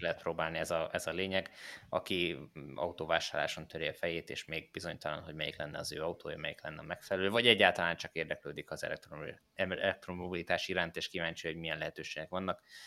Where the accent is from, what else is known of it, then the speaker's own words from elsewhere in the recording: Hódmezővásárhely, Csongrád-Csanád, Hungary; moved away; a Kódmezővásárhelyen, ahol én fölnőttem